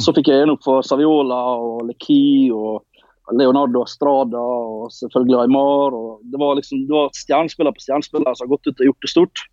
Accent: Ålesund, Møre og Romsdal, Norway; born or raised there; accent: Norwegian dialect; also born or lived in Colombia

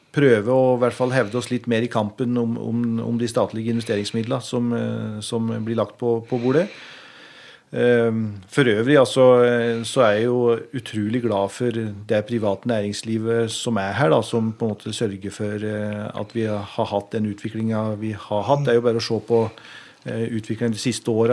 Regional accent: Biri, Innlandet, Norway; jeg er jo eh, oppvokst i Øvbygda, eh, i Bier Øvbygd.

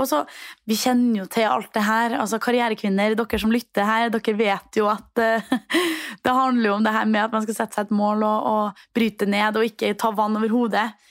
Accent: Trondheim, Trøndelag, Norway; moved away as an adult; now in Copenhagen, Denmark; hjemme i Trondheim

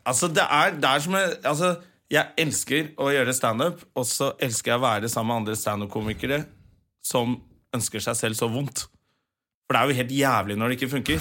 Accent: Finnmark, Norway; Vi er jo fra Finnmark

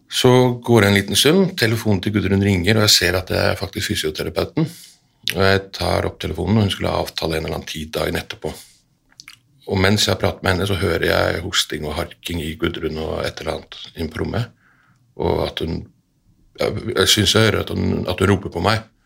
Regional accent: Iceland; now in Norway; vi er begge to født og oppvokst på Island

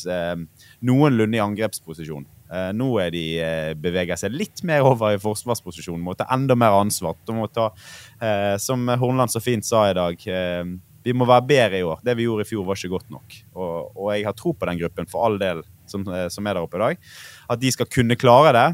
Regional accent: Bergen, Vestland, Norway; som bergenser

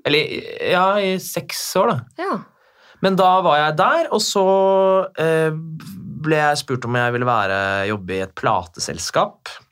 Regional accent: Bærum, Akershus, Norway; jeg er jo fra Bærum, der hvor du bor. Mm -hmm. Så gikk jo liksom skole

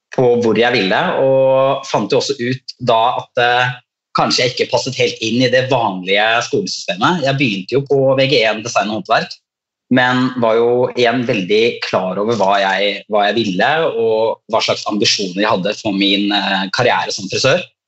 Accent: Skien, Vestfold og Telemark, Norway; jeg er jo fra Skien i Telemark

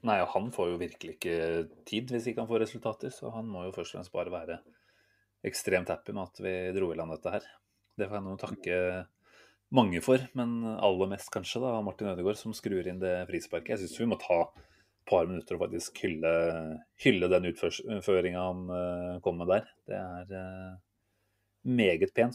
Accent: Norway

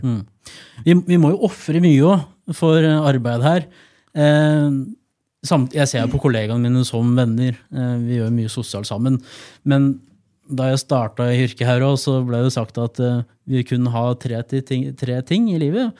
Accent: Gjøvik, Innlandet, Norway; moved away as an adult; also born or lived in Trondheim; tilbake til hjembyen min.

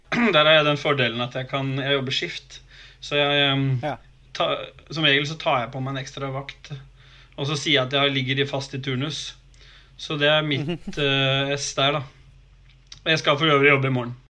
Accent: Oslo, Norway

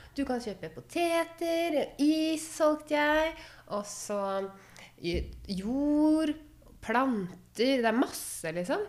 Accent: Råde, Østfold, Norway; also born or lived in Fredrikstad; jeg er fra Saltnes, og Saltnes grenser til Fredrikstad. Så jeg gikk på ungdomsskolen i Råde

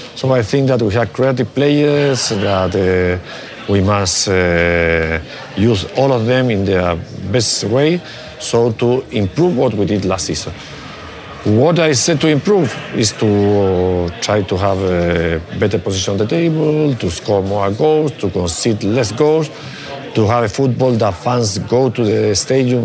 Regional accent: Chile; English is a second language; moved away; I learned English because I studied in an English school in, in Chile when I was a little boy

